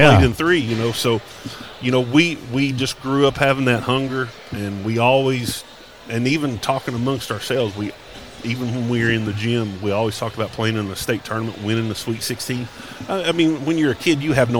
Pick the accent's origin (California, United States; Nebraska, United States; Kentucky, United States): Kentucky, United States; Paintsville; growing up in Johnson County, Paintsville my whole life